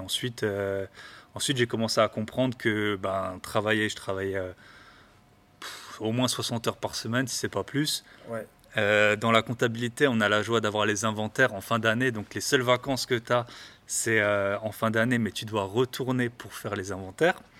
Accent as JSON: {"language": "French", "area": "the East", "region": "eastern France", "country": "France", "said": "je parle très doucement aussi, je viens de l'Est"}